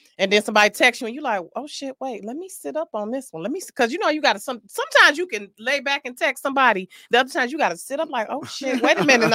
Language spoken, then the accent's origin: English; Detroit, Michigan, United States; don't let my East Side personality fool you.